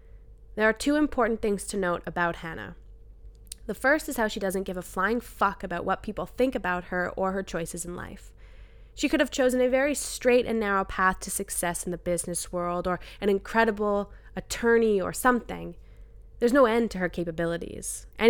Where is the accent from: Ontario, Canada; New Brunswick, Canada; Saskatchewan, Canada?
New Brunswick, Canada; I grew up in New Brunswick. I had never met someone who went to a private school.